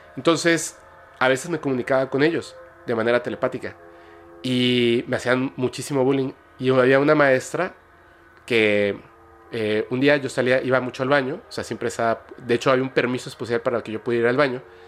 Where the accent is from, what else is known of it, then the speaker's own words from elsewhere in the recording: Mexico; yo como mexicano